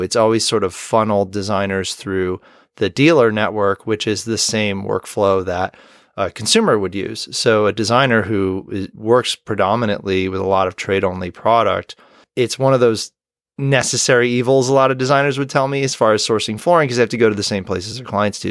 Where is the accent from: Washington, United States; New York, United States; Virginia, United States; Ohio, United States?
New York, United States; Rochester; my hometown of Rochester, New York